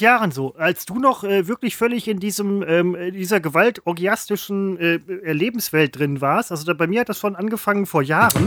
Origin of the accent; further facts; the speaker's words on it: West Germany, Germany; also born or lived in Falkensee, Brandenburg; Ja, ich bin ein Wessi